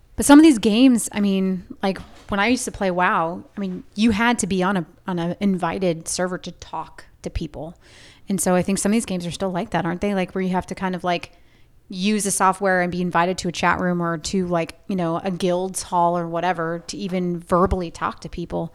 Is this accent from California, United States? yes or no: yes; Orange County, Southern California, United States; I grew up in Southern California, Orange County